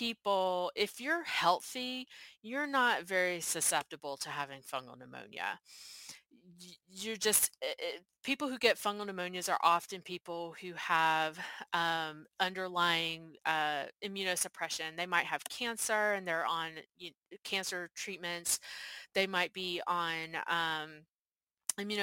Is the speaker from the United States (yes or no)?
yes; Georgia, United States; moved away as an adult; also born or lived in Texas; now in Arizona, United States; I'm from Georgia. I'd spent my entire life on the East Coast except for one year in Texas.